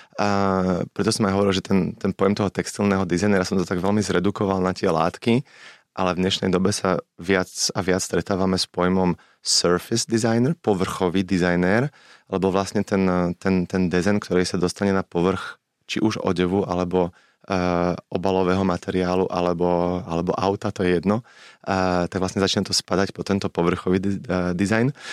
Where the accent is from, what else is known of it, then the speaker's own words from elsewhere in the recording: Slovakia; moved away as an adult; ja som veľmi hrdý na to, že som zo Slovenska a stále sa považujem za Slováka, napriek tomu, že žijem 16 rokov v zahraničí